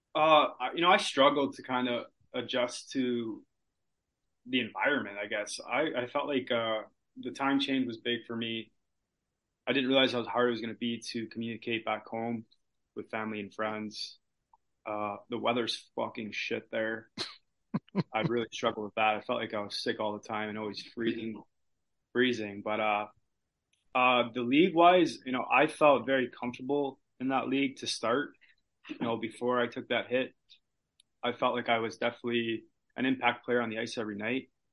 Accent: Chicago, Illinois, United States; I'm also from Chicago, which is like a three hour drive from Iowa City

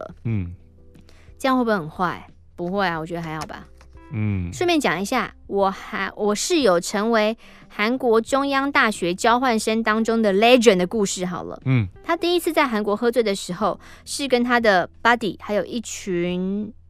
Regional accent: Taiwan; 说我们是从台湾来的

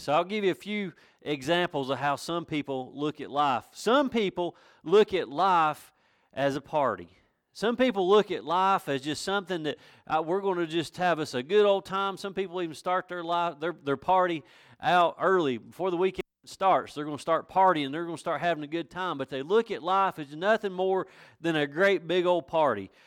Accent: Villas, North Carolina, United States; also born or lived in Blackberry, North Carolina; I was born and raised in Villas

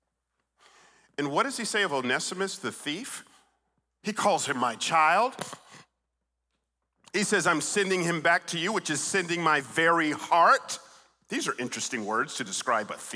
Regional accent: Atlanta, Georgia, United States; also born or lived in Stone Mountain, Georgia; I grew up in Atlanta, Georgia

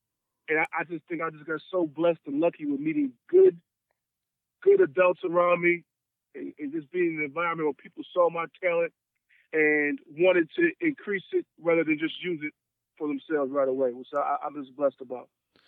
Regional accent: Madison, Wisconsin, United States; I'm from Madison, Wisconsin

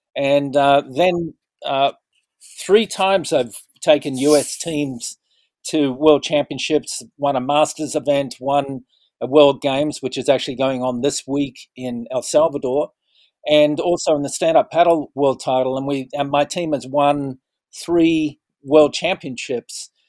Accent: Western Australia, Australia; moved away; also born or lived in Sydney; I came from Western Australia

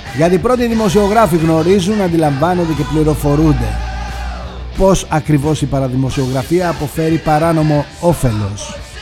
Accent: Greece; Είμαι Έλληνας

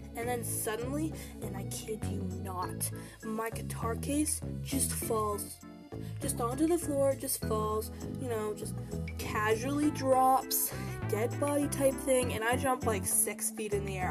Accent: Canada; I'm Canadian

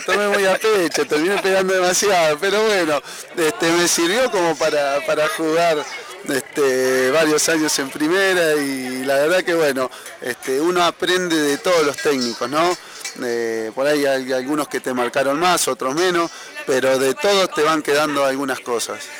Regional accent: Santa Fe, Argentina; moved away; also born or lived in Banfield; De Santa Fe

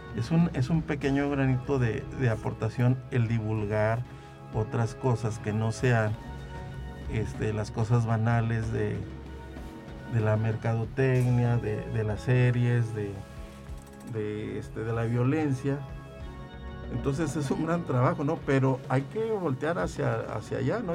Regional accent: Venado, San Luis Potosí, Mexico; lo veía yo en mi pueblo, yo soy de Venado

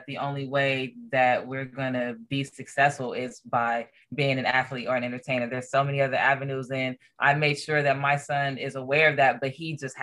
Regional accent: Los Angeles, California, United States; also born or lived in Corona, California; I was born and raised in Los Angeles, California.

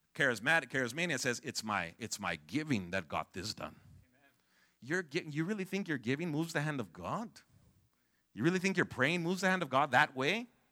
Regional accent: California, United States; I'm from Cali

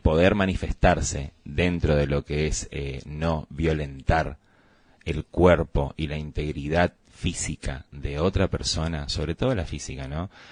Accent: Argentina; tenemos que repensar todos como argentinos

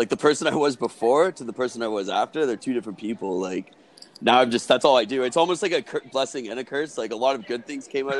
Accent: Brampton, Ontario, Canada; I'm from Brampton. I'm from just outside the GTA, but Toronto area

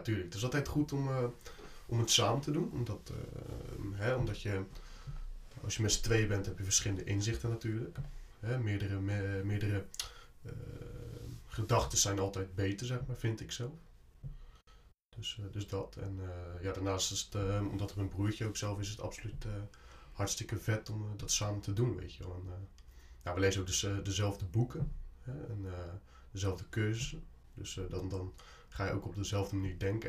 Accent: Barendrecht, South Holland, Netherlands; Ik kom uit de Barendrecht, dat ligt net onder Rotterdam.

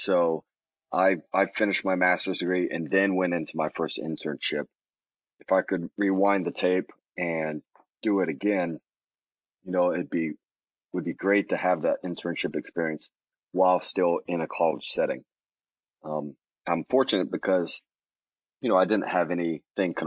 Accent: Dallas, Texas, United States; also born or lived in Auburn, Alabama / Birmingham, Alabama; I'm from the Dallas side of the Dallas-Fort Worth Metroplex

